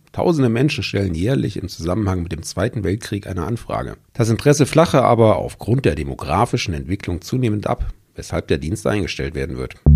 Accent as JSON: {"language": "German", "country": "Germany", "said": "Vor 30 Jahren ja, der Eurovision Song Contest, äh, bei dem wir als Deutsche ja auch schon mehr negative als äh, positive Erfahrungen machen durften."}